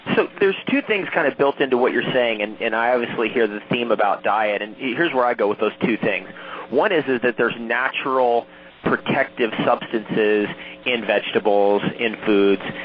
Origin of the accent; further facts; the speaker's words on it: Toms River, New Jersey, United States; also born or lived in California / Ontario, Canada; now in Hawaii, United States; I'm from originally from Tom's River, so um, from one New Jerseyite